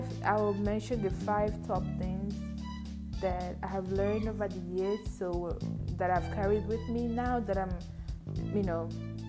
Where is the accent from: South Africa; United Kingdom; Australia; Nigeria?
Nigeria; English is a second language; I'm from Nigeria, by the way, precisely Igbo Queen